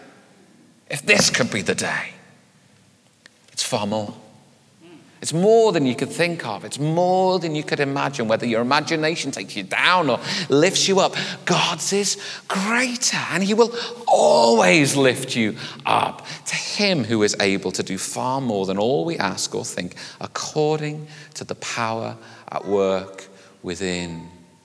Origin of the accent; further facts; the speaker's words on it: United Kingdom; we're British